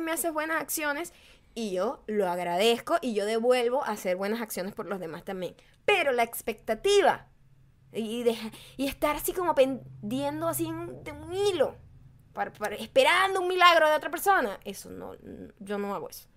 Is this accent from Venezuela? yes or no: yes; Venezuela; moved away